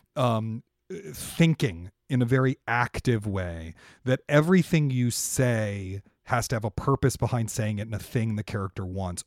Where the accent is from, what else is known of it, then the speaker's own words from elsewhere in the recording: Washington, District of Columbia, United States; Washington, which is my hometown. I'm from Washington, D C.